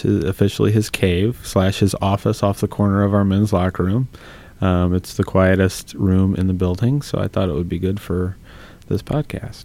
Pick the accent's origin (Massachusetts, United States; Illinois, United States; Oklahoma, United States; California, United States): Illinois, United States; Bloomington; I grew up in Bloomington Normal um, at a public golf course